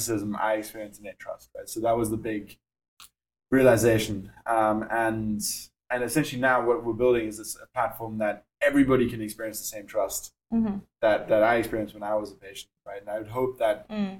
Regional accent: Cape Town, Western Cape, South Africa; accent: South African; moved away; you can hear from my accent, obviously from South Africa. How I got there was I was around 6 months old and I moved over with my mom and my sister

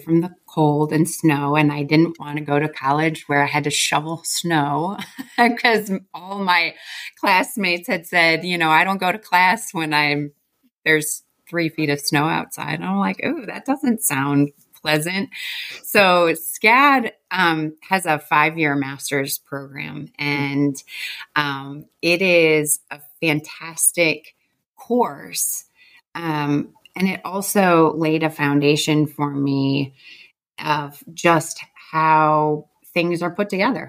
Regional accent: Chautauqua County, Western New York, United States; moved away; also born or lived in Buffalo, New York / Savannah, Georgia / Atlanta, Georgia; I originally come from Western New York, born in Buffalo, raised on a dairy farm south of there in Chautauqua, New York

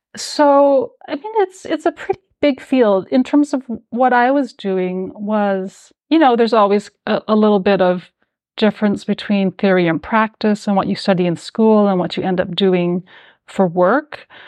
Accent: Calgary, Alberta, Canada; also born or lived in New York; now in Toronto, Canada; I grew up in Calgary, Alberta

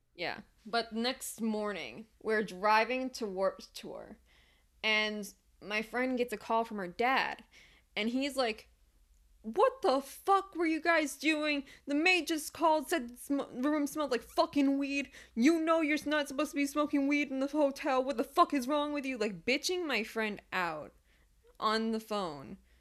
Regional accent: Detroit, Michigan, United States; I'm from Metro Detroit.

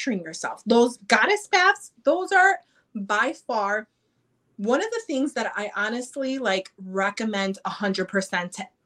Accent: Chicago, Illinois, United States; I'm from Chicago, from Chi-Town

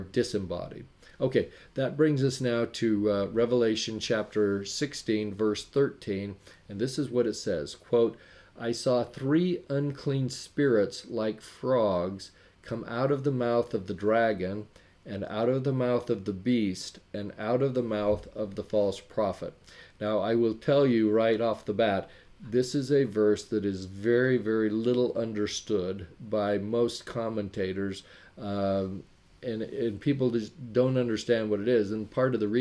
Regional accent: Wyoming, United States; moved away; also born or lived in Sacramento, California; I grew up in Wyoming

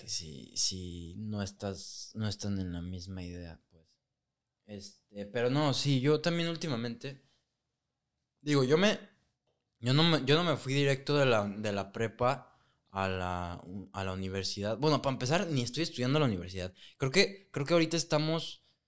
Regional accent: Guadalajara, Jalisco, Mexico; also born or lived in Burlington, Canada; nosotros somos de Guadalajara

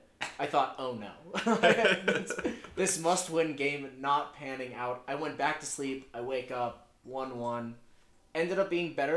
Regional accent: United States; which you love to see as an American.

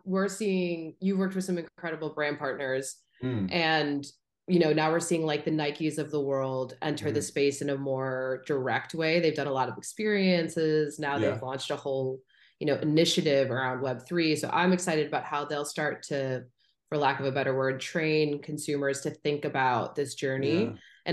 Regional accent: Wisconsin, United States; I'm from Wisconsin

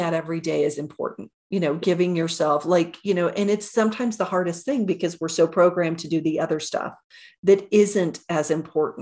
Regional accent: Oklahoma, United States; I grew up in Oklahoma

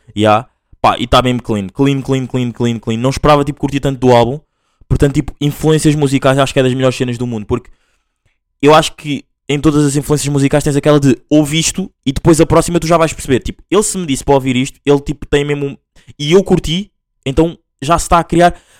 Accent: Angola; moved away; eu sou mesmo full angolano, tipo, nasci lá

